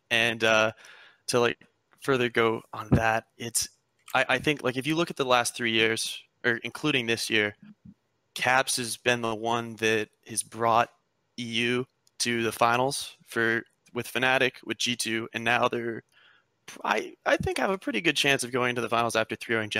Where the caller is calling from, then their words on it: Santa Monica, California, United States; Hey, I'm calling from Santa Monica, California.